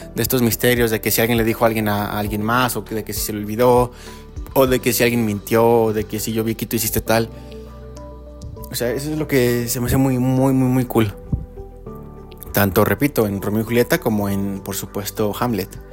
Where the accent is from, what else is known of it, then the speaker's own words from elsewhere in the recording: Mexico; a uno como mexicano